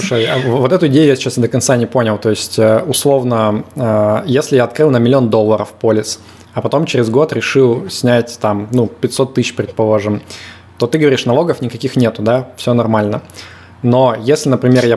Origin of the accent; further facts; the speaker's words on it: Yekaterinburg, Sverdlovsk Oblast, Russia; я из Екатеринбурга